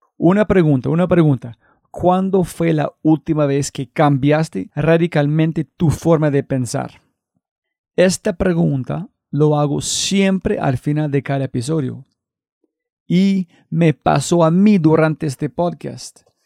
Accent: United States; Spanish is a second language; como gringo

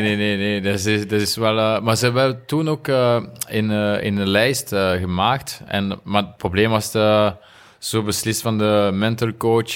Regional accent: Remouchamps, Wallonia, Belgium; Dutch is a second language; moved away as an adult; now in Monaco; ik ben van Remouchon en de, de rivier uh, Amblève noemt, ze. Is, is daar, dus als jonge gast, we gingen altijd vissen

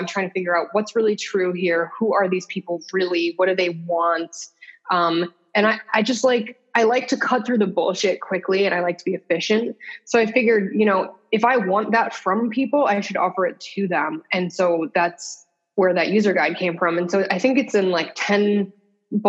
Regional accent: West Hartford, Connecticut, United States; I grew up in West Hartford, Connecticut

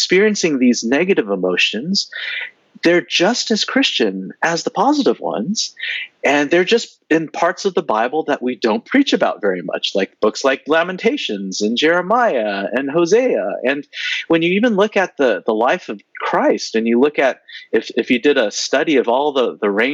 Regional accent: San Jose, California, United States; I grew up in Northern California

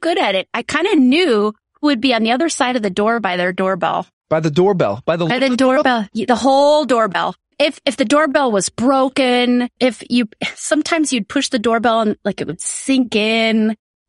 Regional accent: South Dakota, United States; I grew up in South Dakota, which is very conservative

